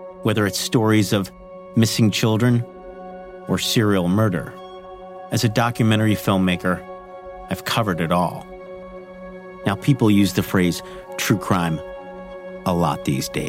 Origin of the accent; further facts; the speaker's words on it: New York City, New York, United States; Growing up in Staten Island